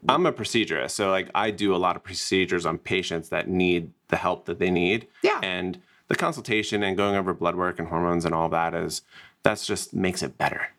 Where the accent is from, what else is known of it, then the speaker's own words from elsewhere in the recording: New Jersey, United States; now in Scottsdale, United States; I'm originally from New Jersey